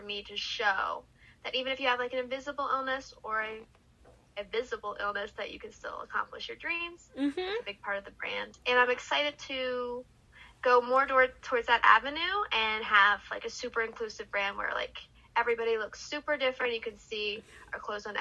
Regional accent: Philadelphia, Pennsylvania, United States; moved away as an adult; now in New York City, United States; I am from Philly

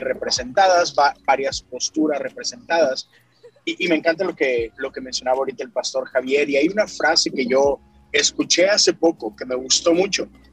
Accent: Monterrey, Nuevo León, Mexico; now in Houston, United States; Soy originario de Monterrey, Nuevo León, México, pero tengo ya, exacto, pero tengo ya 10 años aquí en Houston, Texas.

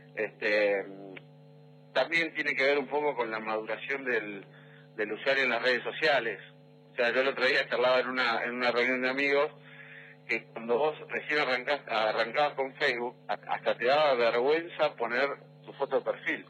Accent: Neuquén, Argentina; yo soy de Neuquén

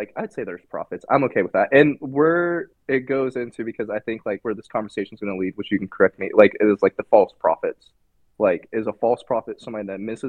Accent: Indiana, United States; now in North Carolina, United States; I was from Indiana

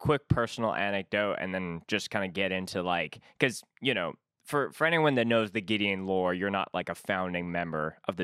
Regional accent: Canada; also born or lived in Winnipeg; as a Canadian

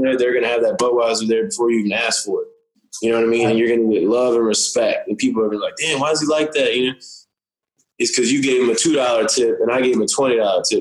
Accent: Windsor, Virginia, United States; moved away; also born or lived in Norfolk, Virginia; I'm from Windsor near Suffolk

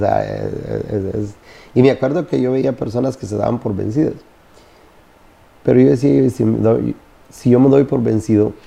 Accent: Honduras; now in United States; nací en Honduras, en el campo.

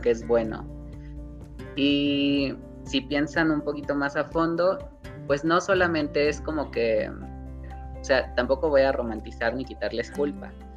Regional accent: Mexico; la cultura que tenemos como mexicanos

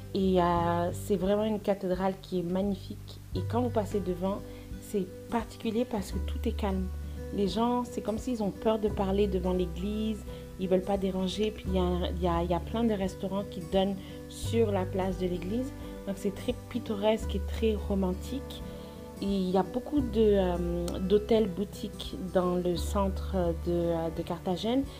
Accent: France; moved away as an adult; now in Montreal, Canada; Je vis à Montréal depuis les 14 dernières années. J'ai quitté la France pour faire mes études au Canada

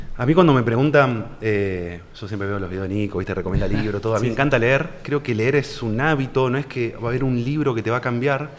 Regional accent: Santa Fe, Argentina; yo soy de Santa Fe Capital, donde el tres cuartos de la población es empleado público

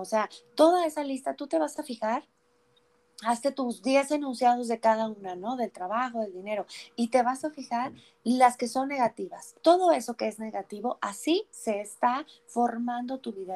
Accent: Durango, Mexico; moved away; also born or lived in Puebla; yo nací en Puebla, pero yo crecí en la ciudad de Durango

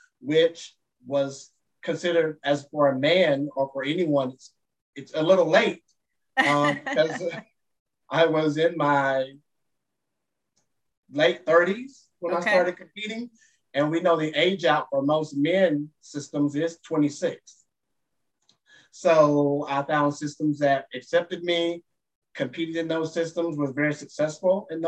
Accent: Dallas, Texas, United States; my home state, in my hometown of Dallas, Texas

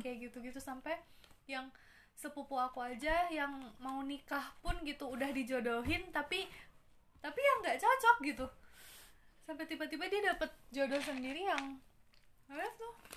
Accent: Bandung, West Java, Indonesia; aku kan orang asli Bandung asli dari kecil di sini

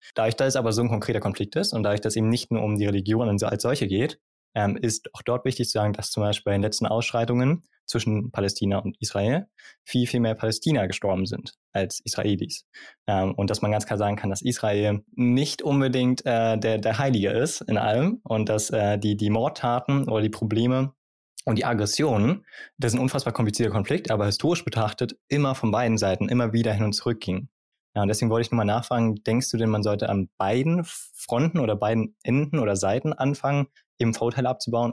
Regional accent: Germany; bei uns in Deutschland

